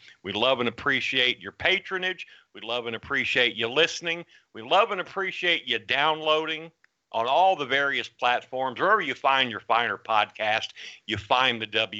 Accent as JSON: {"language": "English", "town": "Houston", "region": "Texas", "country": "United States", "tie": "born or raised there", "said": "That was one of the Mata boys I grew up with in Houston."}